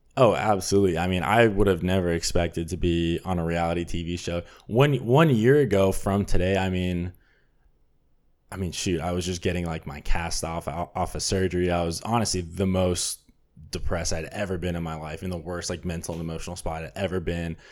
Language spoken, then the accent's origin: English; Burbank, California, United States; I'm from Burbank, California